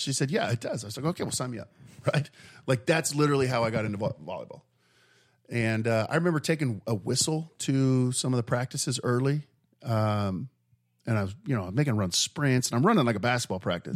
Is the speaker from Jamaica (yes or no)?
no; Mesa, Arizona, United States; born or raised there